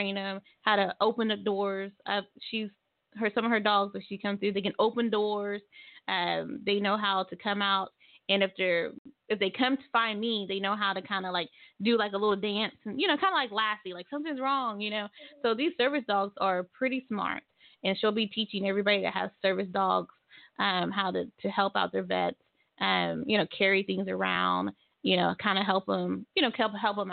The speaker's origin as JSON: {"language": "English", "town": "Tulsa", "region": "Oklahoma", "country": "United States", "tie": "born or raised there", "moved": "as an adult", "lives_now": "Muskogee, United States", "said": "I grew up in Tulsa and I've been in Muskogee for 7 to 8 years"}